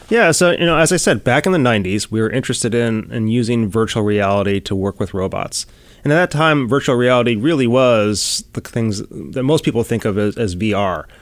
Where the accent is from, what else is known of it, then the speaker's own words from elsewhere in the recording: Chicago, Illinois, United States; moved away as an adult; also born or lived in Boston; now in California, United States; I grew up in Chicago